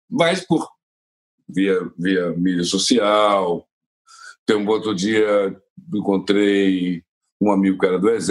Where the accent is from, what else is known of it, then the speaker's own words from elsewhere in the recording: Brazil; as pessoas sabem que eu venho do Brasil.